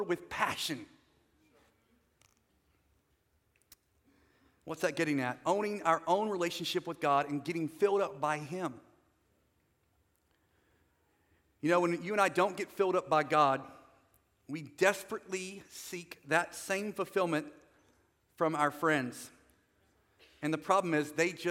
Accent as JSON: {"language": "English", "region": "North Carolina", "country": "United States", "also_born_or_lived": "Southern California", "said": "So I'm not from California, I'm from North Carolina"}